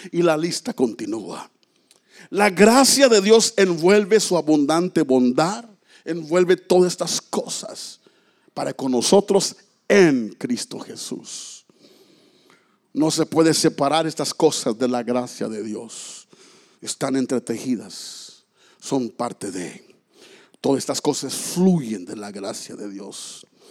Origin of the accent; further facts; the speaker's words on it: Mexico; moved away; allá en mi tierra los mexicanos dicen, si Diosito quiere